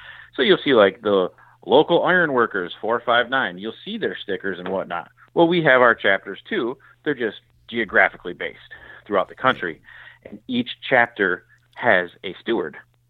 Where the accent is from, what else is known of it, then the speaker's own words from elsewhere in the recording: Michigan, United States; Now, I'm from Michigan. We're a blue-collar state. I'm in the Police Officers Association of Michigan. Dad was in the UAW. You know, we got uncles or Teamsters. So this is union country.